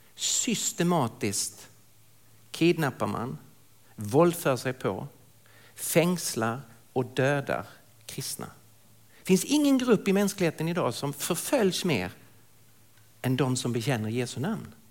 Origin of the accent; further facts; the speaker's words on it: Lund, Skåne, Sweden; accent: Skånska; moved away as an adult; now in Stockholm, Sweden; jag kommer alltså från södra Sverige, från Lund ursprungligen, bor i Stockholm sedan många år tillbaka